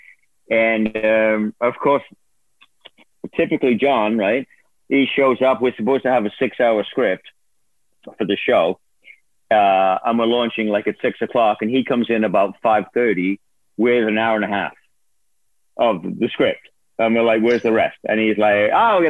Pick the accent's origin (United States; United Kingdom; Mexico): United Kingdom; Liverpool, North West England; moved away; I'm from Liverpool.